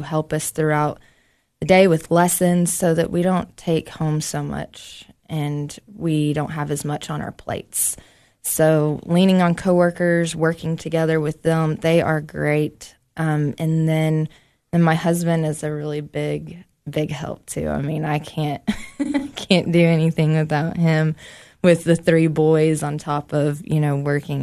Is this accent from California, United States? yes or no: no; Knoxville, Tennessee, United States; moved away as an adult; now in Cookeville, United States; I'm from Knoxville